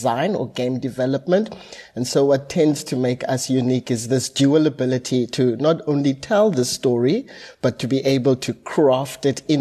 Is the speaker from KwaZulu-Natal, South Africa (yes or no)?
no; Cape Town, Western Cape, South Africa; I hail all the way from Cape Town